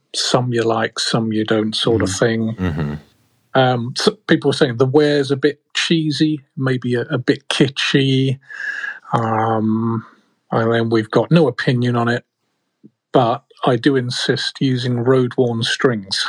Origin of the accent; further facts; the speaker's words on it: United Kingdom; moved away as an adult; now in Chicago, United States; I'm originally a Brit.